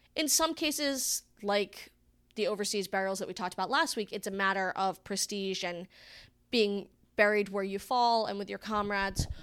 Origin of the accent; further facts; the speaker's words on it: Arnold Mills, Rhode Island, United States; moved away; I come from Rhode Island